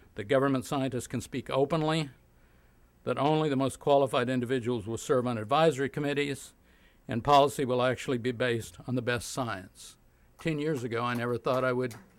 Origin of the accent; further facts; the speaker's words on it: Oklahoma, United States; I grew up in Oklahoma in the 40s and 50s